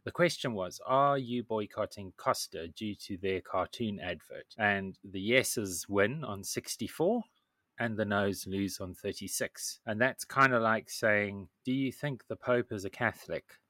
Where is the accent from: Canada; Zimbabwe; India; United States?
Zimbabwe; I grew up in Zimbabwe